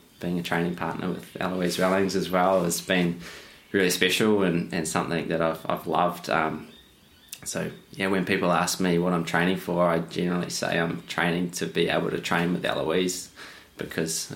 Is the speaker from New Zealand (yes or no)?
yes; New Zealand; now in Australia; growing up in New Zealand